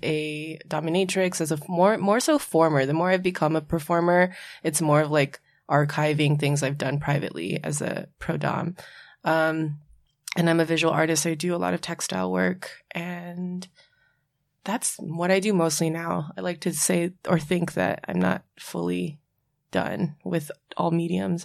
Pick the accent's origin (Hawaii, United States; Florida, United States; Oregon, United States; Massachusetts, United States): Hawaii, United States; Oahu; also born or lived in San Francisco Bay Area; now in New York, United States; I was born and raised in Hawaii, uh, the island of Oahu, and I moved to New York by way of the Bay Area